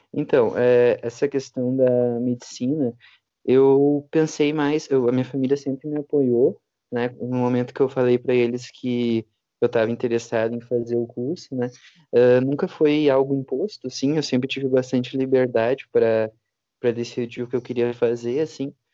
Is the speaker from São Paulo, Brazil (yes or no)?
no; Santiago, Rio Grande do Sul, Brazil; eu sou de Santiago, Santiago é uma cidade pequena